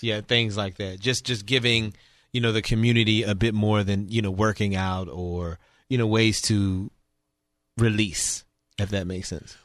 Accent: New Orleans, Louisiana, United States; moved away as an adult; now in Houston, United States; I was born and raised in New Orleans, and I moved here.

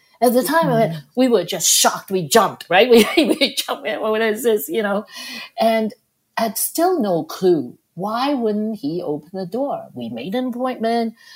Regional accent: Hong Kong; accent: Hong Kong Cantonese; English is a second language; moved away as an adult; now in Toronto, Canada; I grew up in Hong Kong

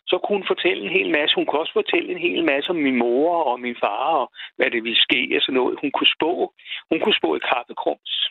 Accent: Kamstrup and Darup, south of Roskilde, Zealand, Denmark; det ligger syd for Roskilde, noget, der hedder Kamstrup og Darup. Okay. Og der er foregår der i min barndom

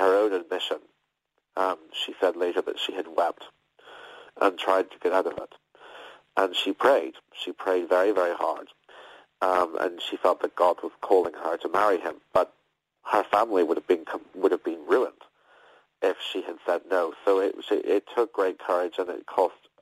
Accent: Belfast, Northern Ireland, United Kingdom; I grew up in Belfast, where in Northern Ireland

